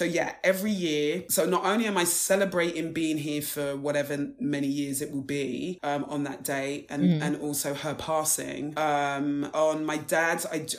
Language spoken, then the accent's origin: English; Wembley, London, United Kingdom; born or raised there